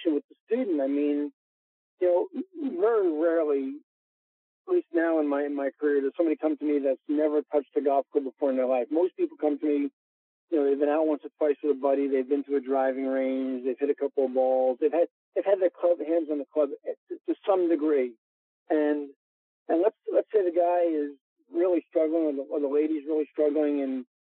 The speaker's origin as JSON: {"language": "English", "region": "New York", "country": "United States", "said": "I am a New Yorker"}